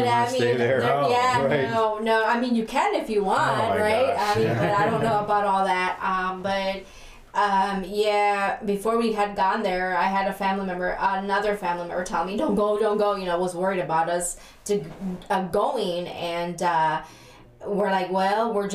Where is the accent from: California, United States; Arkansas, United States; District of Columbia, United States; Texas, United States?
Texas, United States; now in Michigan, United States; I was born here in Michigan, but I was raised in Texas